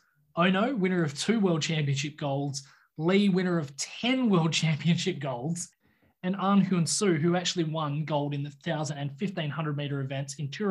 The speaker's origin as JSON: {"language": "English", "country": "Australia", "said": "But, yeah, it is an image as an Australian fan that you will always remember"}